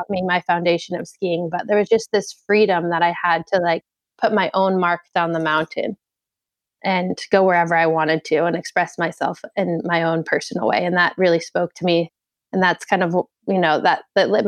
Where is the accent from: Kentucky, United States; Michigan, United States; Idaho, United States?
Idaho, United States; Sun Valley; also born or lived in Beverly, Massachusetts; growing up in Sun Valley, I was on ski team